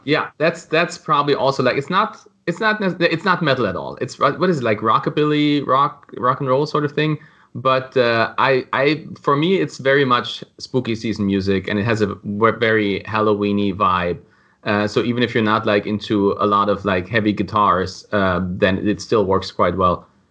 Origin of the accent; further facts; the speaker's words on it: Germany; moved away as an adult; now in Florida, United States; I was born in Germany, but I've been living in Florida for the last seven years.